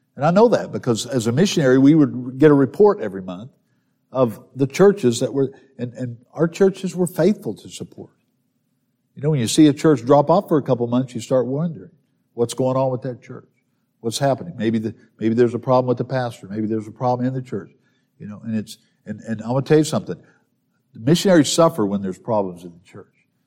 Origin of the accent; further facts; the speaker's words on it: southern Missouri, United States; I grew up in southern Missouri